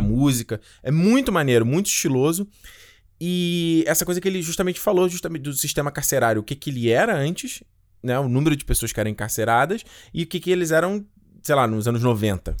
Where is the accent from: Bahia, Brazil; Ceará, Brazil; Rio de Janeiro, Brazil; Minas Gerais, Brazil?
Rio de Janeiro, Brazil; eu cresci em Rocha Miranda